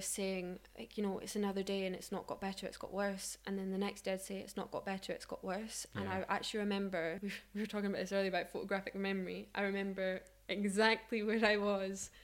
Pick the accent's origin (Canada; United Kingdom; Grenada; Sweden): United Kingdom; Scottish Highlands, Scotland; So I grew up in the Scottish Highlands